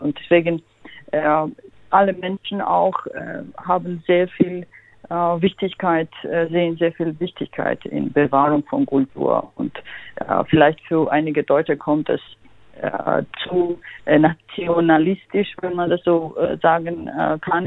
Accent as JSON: {"language": "German", "country": "Georgia", "second_language": "German", "moved": "yes", "lives_now": "Freiburg, Germany", "said": "ich komme, wie Sie sagten, aus Georgien und ich habe dort auch so schwierige Zeiten erlebt"}